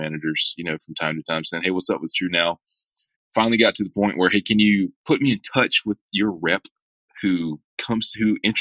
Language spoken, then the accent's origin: English; hometown south of Atlanta, Georgia, United States; my hometown south of Atlanta